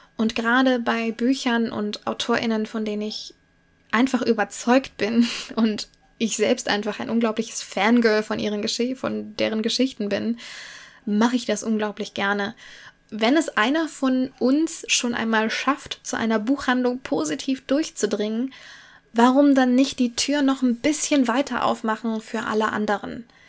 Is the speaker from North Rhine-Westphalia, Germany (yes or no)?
yes; Cologne, North Rhine-Westphalia, Germany; Ich komme aus dem Raum Köln